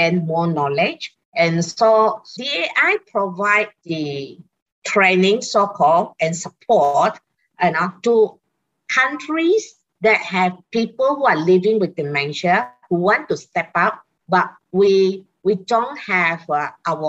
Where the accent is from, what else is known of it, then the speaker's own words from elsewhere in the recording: Singapore; I'm from Singapore.